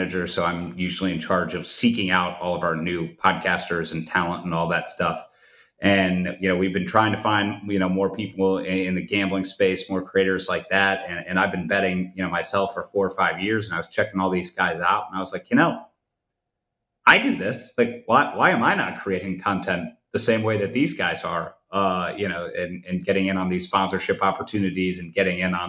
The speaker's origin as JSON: {"language": "English", "town": "Cleveland", "region": "Ohio", "country": "United States", "tie": "born or raised there", "said": "That's the Ohio flag behind me. I'm from Cleveland. So I grew up a Cavs fan"}